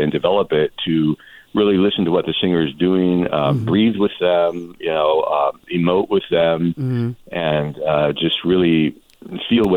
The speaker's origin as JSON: {"language": "English", "town": "Redmond", "region": "Washington", "country": "United States", "tie": "born or raised there", "also_born_or_lived": "Seattle, Washington", "moved": "as an adult", "lives_now": "Coachella Valley, United States", "said": "I was born in the Seattle area and raised in Redmond, Washington, which is east of Seattle"}